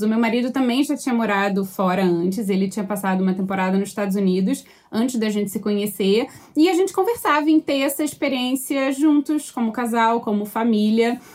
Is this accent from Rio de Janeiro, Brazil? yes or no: yes; Rio de Janeiro, Brazil; moved away as an adult; also born or lived in United States / Australia; now in Vancouver, Canada; eu sou carioca mesmo